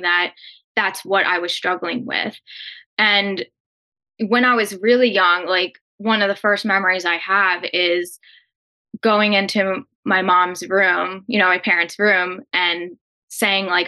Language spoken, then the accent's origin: English; Philadelphia, Pennsylvania, United States; I grew up in Philly